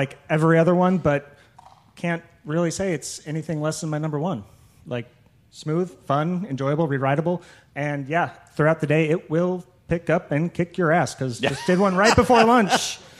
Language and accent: English; Portland, Oregon, United States; the spreadsheet guy from Portland, Oregon.